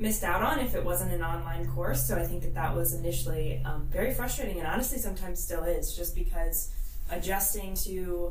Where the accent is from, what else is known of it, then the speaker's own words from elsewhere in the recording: Canton, Ohio, United States; I was born here in Canton, Ohio